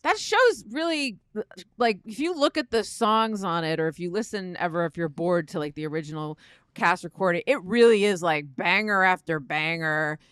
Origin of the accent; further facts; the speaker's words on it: East Coast, United States; I am not from the South. I'm from the East Coast